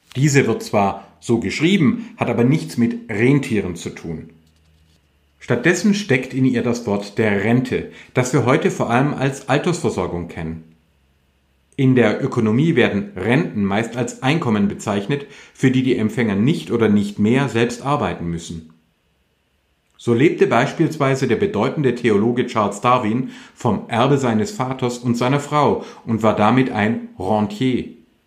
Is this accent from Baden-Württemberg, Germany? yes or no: yes; Württemberg and Hohenzollern, Baden-Württemberg, Germany; bei uns in Württemberg und Hohenzollern